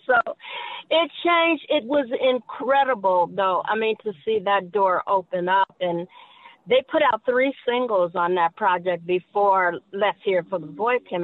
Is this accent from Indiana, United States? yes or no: yes; Gary, Indiana, United States; born or raised there